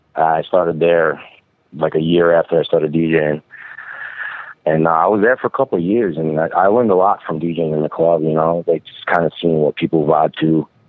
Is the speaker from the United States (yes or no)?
yes; Albany, New York, United States; also born or lived in Brooklyn, New York; born and raised in Albany, New York, which is like two and a half hours north of New York City